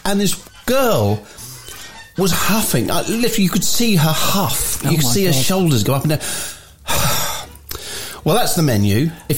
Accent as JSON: {"language": "English", "region": "England", "country": "United Kingdom", "said": "as you do, being English, you're sort of standing and you're not upset anyone"}